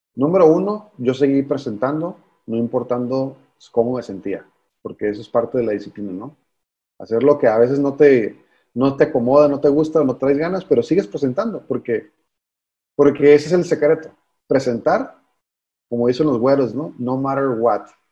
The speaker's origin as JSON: {"language": "Spanish", "town": "Mexicali", "region": "Baja California", "country": "Mexico", "said": "yo soy de Mexicali"}